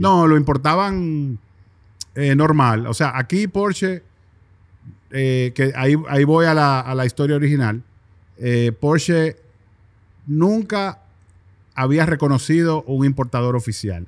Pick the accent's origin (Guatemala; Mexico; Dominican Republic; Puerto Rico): Dominican Republic; nos ven como República Dominicana